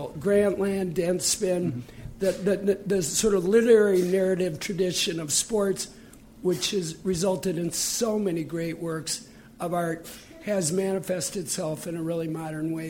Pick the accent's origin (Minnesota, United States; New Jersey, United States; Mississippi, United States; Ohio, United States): Minnesota, United States; moved away as an adult; now in New York, United States; I just came to New York 10 years ago, and I grew up in Minnesota